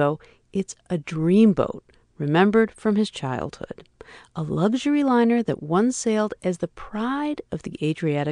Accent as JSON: {"language": "English", "town": "Chicago", "region": "Illinois", "country": "United States", "tie": "born or raised there", "said": "Lake Michigan, that vast, roaring, twinkling ocean of a lake, was so much part of growing up in Chicago"}